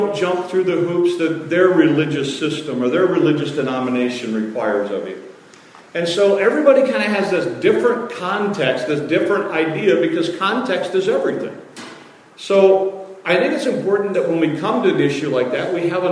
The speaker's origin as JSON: {"language": "English", "area": "Detroit and Chicago", "region": "Midwest", "country": "United States", "tie": "born or raised there", "moved": "yes", "said": "I grew up in Detroit and Chicago"}